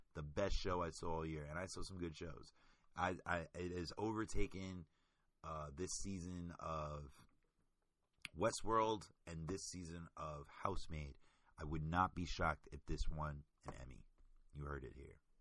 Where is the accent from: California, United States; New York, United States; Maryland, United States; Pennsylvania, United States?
New York, United States; New York City; I'm from Queens